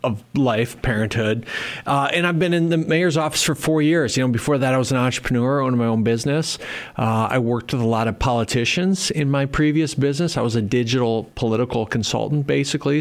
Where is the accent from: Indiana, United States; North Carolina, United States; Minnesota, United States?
Minnesota, United States; Worthington; moved away as an adult; now in Sioux Falls, United States; I grew up in Minnesota, uh, so Minnesota's home